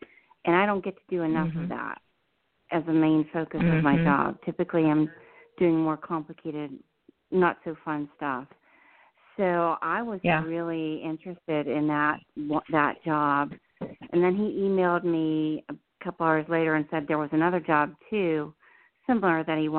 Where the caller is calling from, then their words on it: New Jersey, United States; Hi, this is … in New Jersey.